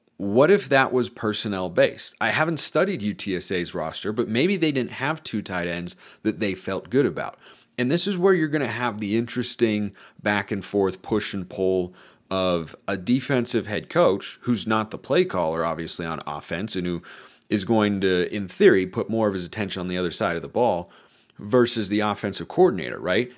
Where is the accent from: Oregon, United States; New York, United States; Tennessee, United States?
Oregon, United States; Lake Oswego; where I grew up in Lake Oswego